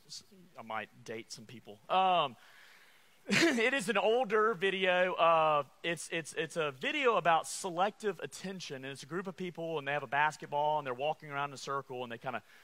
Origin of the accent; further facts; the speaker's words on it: Alabama, United States; I'm from Alabama